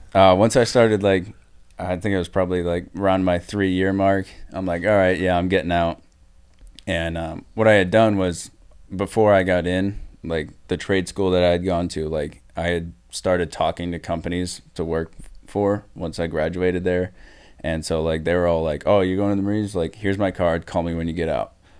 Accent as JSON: {"language": "English", "region": "New Hampshire", "country": "United States", "said": "I'm from New Hampshire"}